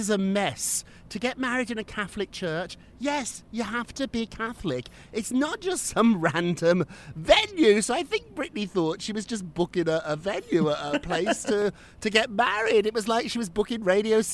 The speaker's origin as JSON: {"language": "English", "town": "Birmingham", "region": "West Midlands", "country": "United Kingdom", "tie": "born or raised there", "said": "when I was growing up in Birmingham, England"}